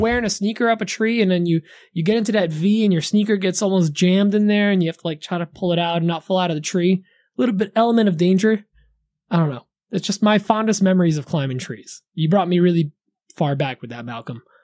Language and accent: English; Poland; also born or lived in New Jersey; now in United States; growing up in Poland